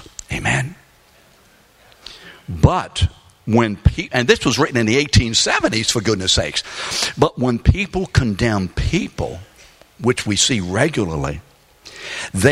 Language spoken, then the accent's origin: English; New Orleans, Louisiana, United States; also born or lived in London; I was raised in New Orleans, Louisiana, after we came over on the Queen Mary in 1946. I was born in London